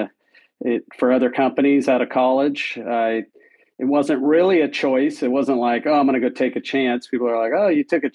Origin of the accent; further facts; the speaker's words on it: Southern California, United States; I grew up in Southern California and went to UC Santa Barbara